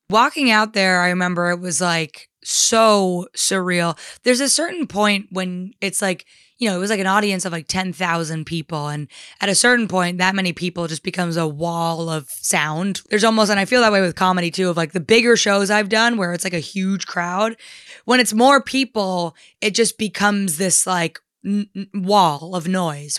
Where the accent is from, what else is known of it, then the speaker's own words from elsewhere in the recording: New Jersey, United States; I'm from New Jersey. I grew up in a town forty-five minutes outside of New York.